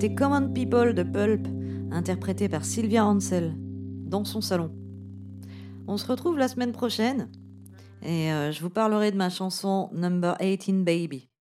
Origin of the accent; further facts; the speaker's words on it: Moselle, Grand Est, France; Je suis née en Moselle